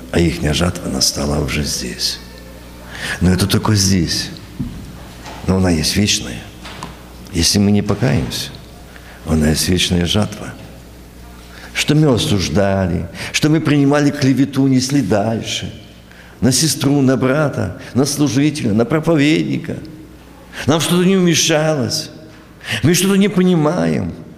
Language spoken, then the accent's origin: Russian; Ukraine; moved away as an adult; also born or lived in New York, United States; Я ж с Украины недавно приехал